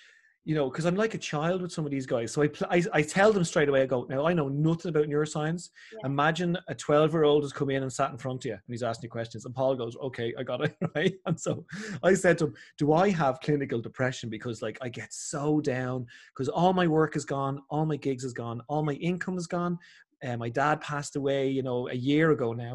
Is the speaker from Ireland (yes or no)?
yes; Ireland; I'm so Irish as well